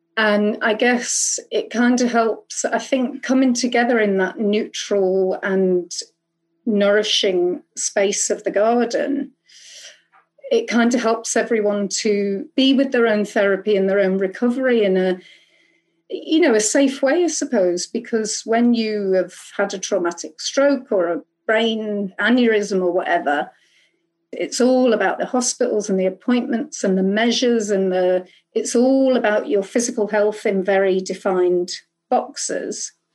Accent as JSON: {"language": "English", "town": "Liverpool", "region": "North West England", "country": "United Kingdom", "said": "I'm from Liverpool, and I'm from Growing Sudley Community and Trust Company"}